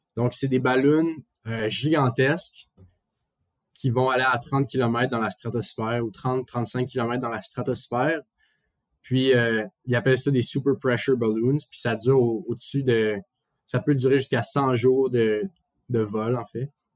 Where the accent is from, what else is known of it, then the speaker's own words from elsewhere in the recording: Montreal, Quebec, Canada; now in Toronto, Canada; quand on dit qu'on est de Montréal